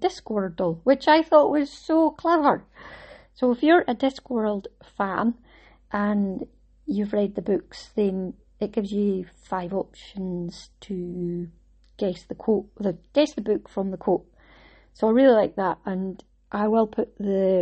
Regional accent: Scotland, United Kingdom; I'm Scottish

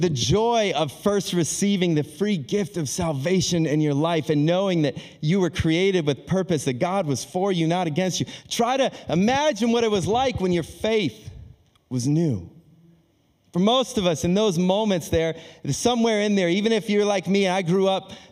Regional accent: Akron, Ohio, United States; moved away as an adult; also born or lived in Australia; I'm born and raised in Akron, Ohio

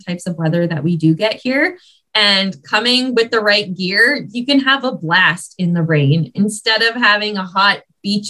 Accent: Ottawa, Ontario, Canada; now in British Columbia, Canada; I grew up in Ottawa

